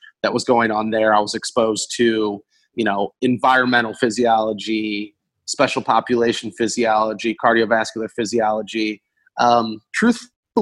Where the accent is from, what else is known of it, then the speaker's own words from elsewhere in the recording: Tiffin, Ohio, United States; moved away as an adult; also born or lived in Kent, Ohio; now in South Florida, United States; I grew up in Northwest Ohio, small town, Tiffin, Ohio.